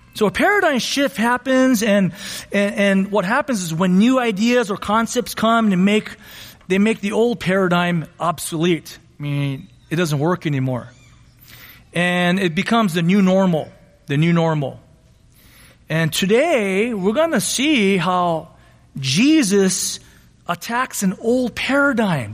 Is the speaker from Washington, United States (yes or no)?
no; Monterey Park, California, United States; I grew up in Monterey Park